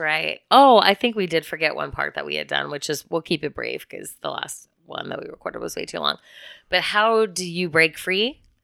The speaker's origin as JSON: {"language": "English", "region": "Midwest", "country": "United States", "tie": "born or raised there", "said": "I was born in March in the Midwest"}